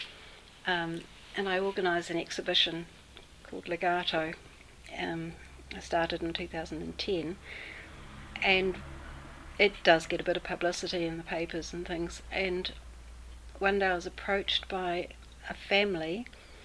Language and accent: English; New Zealand; first language English; I'm not English, I'm a New Zealander, but I only speak English